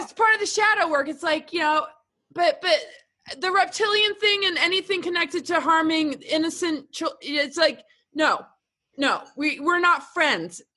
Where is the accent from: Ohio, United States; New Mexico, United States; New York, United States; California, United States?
New York, United States; upstate; moved away; also born or lived in England / Washington, D.C.; grew up like upstate New York and then Washington D.C.